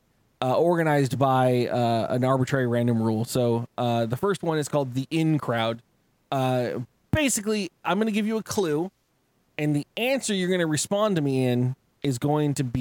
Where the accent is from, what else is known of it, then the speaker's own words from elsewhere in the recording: San Diego, California, United States; moved away; also born or lived in Arizona; I grew up in San Diego